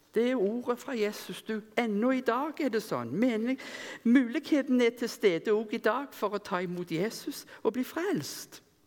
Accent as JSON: {"language": "Norwegian", "town": "Rennesøy", "region": "Rogaland", "country": "Norway", "tie": "born or raised there", "moved": "yes", "said": "Når jeg gikk på Yngres, som vi hadde hjemme på Rennesøy, der jeg kom ifra"}